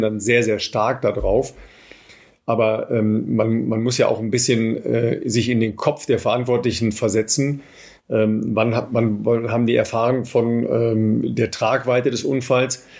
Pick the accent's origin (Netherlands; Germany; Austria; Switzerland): Germany; wir, glaube ich, als, als Deutsche